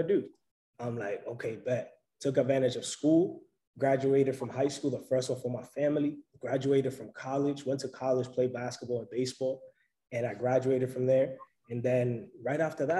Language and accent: English; New York City, New York, United States; also born or lived in Providence; I'm originally from New York City